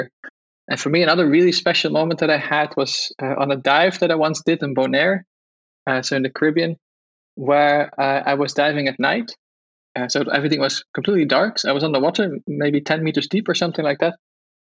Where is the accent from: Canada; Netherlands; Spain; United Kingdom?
Netherlands; English is a second language; So I grew up in Holland. You've probably heard it from my accent